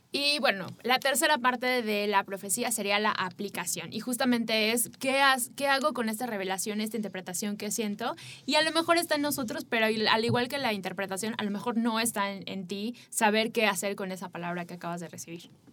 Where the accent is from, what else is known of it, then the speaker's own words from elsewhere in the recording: Mexico; para nosotros como mexicanos